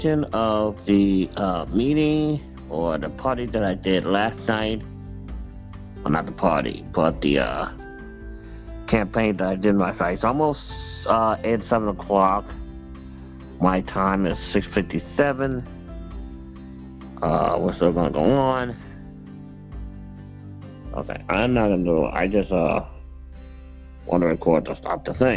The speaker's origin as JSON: {"language": "English", "town": "St. Louis", "region": "Missouri", "country": "United States", "said": "I am a widower from St. Louis, Missouri"}